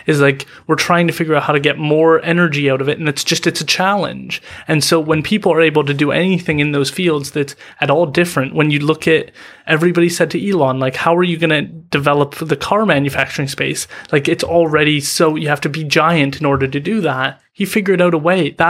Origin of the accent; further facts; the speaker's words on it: Vancouver, British Columbia, Canada; First of all, being proud as a British Columbian, um, as a Vancouverite or, or whatever it is, to be proud of the people who are succeeding in your community, in your area.